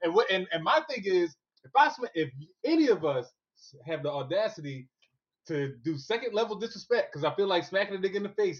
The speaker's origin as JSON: {"language": "English", "town": "Brooklyn", "region": "New York", "country": "United States", "said": "he forgot I was from Brooklyn."}